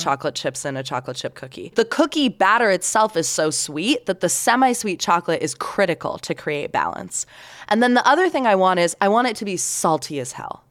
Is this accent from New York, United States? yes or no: no; Sarasota, Florida, United States; now in Salt Lake City, United States; my hometown of Sarasota, Florida